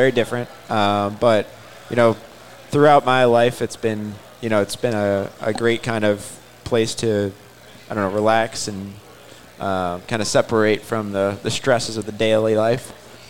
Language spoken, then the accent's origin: English; Buffalo, New York, United States; moved away as an adult; also born or lived in Boston, United States; now in Denver, United States; So, yeah, we grew up in Buffalo together. I moved to Boston I went to Northeastern. And so I lived there for about 8 years and then just moved out to Denver, actually.